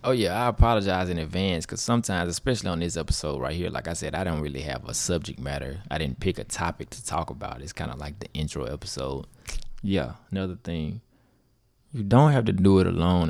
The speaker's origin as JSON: {"language": "English", "town": "Grenada", "region": "Mississippi", "country": "United States", "said": "from Grenada, Mississippi"}